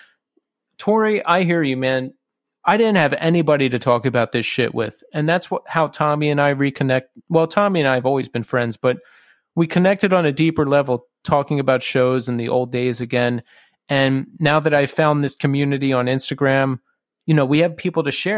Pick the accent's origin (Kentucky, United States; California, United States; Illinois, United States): California, United States; Orange County; Full disclosure, I'm from Orange County, California.